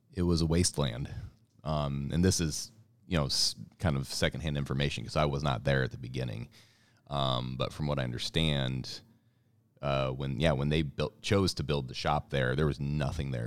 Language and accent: English; Columbia, Missouri, United States; now in Kansas City, United States; I'm originally from Kansas City. moved to Columbia, Missouri, about nineteen eighty-nine was, like, eight, nine years old, was out there for about twenty years